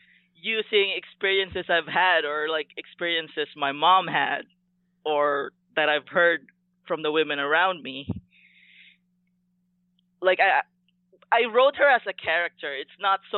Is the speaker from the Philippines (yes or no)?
yes; Philippines; growing up in Filipino culture